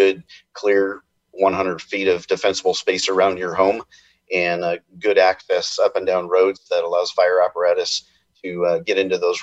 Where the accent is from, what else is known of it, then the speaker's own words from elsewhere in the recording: Redding, California, United States; I'm from the Reading area